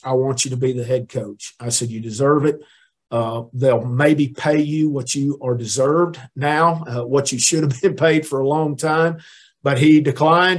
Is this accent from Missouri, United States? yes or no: yes; Neosho, Missouri, United States; moved away as an adult; also born or lived in Mississippi; I went to a junior college, Crowder College in in Missouri, there in my hometown in Neosho